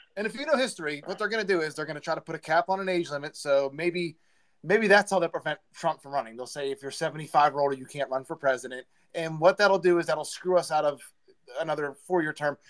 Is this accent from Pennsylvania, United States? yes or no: yes; Beaver County, Pennsylvania, United States; we're all from Beaver County